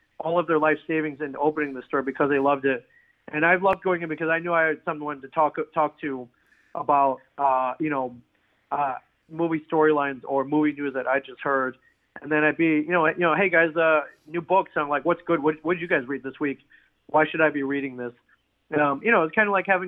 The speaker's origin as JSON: {"language": "English", "town": "Ann Arbor", "region": "Michigan", "country": "United States", "tie": "born or raised there", "also_born_or_lived": "Jackson, Michigan", "moved": "yes", "said": "growing up in the Ann Arbor area"}